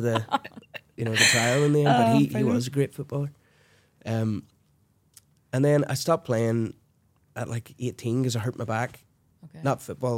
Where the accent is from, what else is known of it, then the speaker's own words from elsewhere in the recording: Portaferry, Northern Ireland, United Kingdom; moved away; I'm from Portaferry in County Down